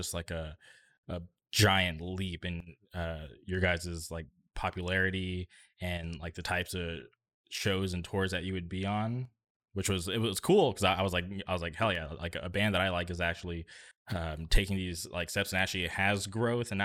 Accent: Palm Springs, California, United States; I grew up in the Palm Springs area

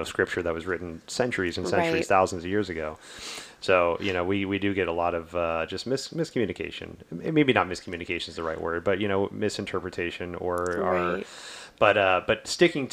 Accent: the South, United States; growing up in the South

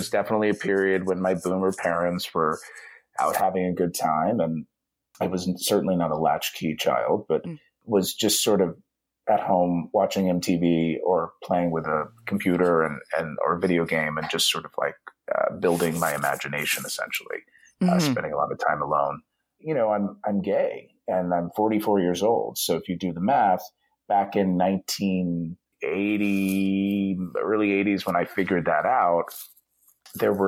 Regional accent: Dayton, Ohio, United States; moved away; growing up in Ohio

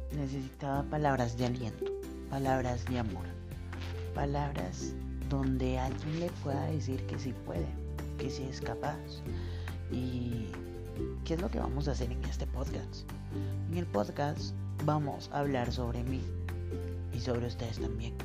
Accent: Colombia; now in Quito, Ecuador; Soy de Colombia, vivo acá en Ecuador, en la ciudad de Quito

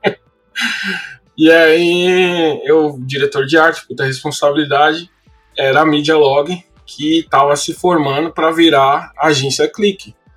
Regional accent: São Paulo, Brazil; moved away as an adult; now in Los Angeles, United States; eu venho da Zona Leste de São Paulo. É, morei na Coab, ah, na Coab 2 até os 20 anos de idade

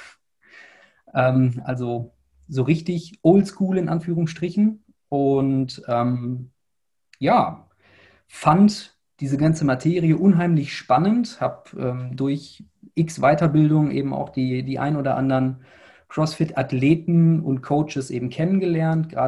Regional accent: Dortmund, North Rhine-Westphalia, Germany; ja, ich komme aus Dortmund, habe damals in Essen studiert

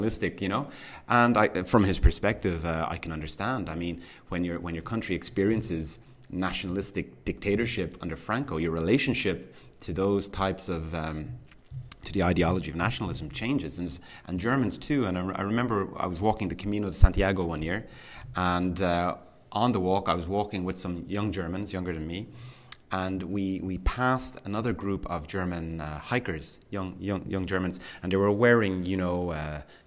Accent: Ireland; moved away as an adult; my life growing up in Ireland

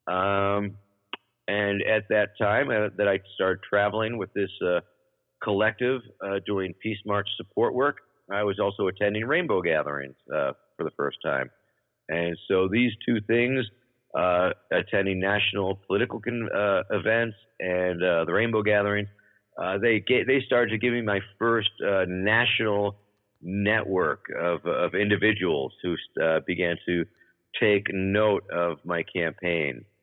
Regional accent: Baltimore, Maryland, United States; Although I did get to drive around uh, with the actual mayor of my hometown for the day

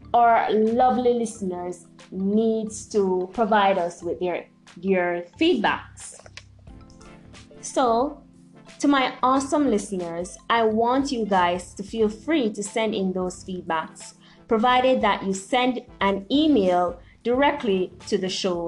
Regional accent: Jamaica; I am a Jamaican-born motivational speaker

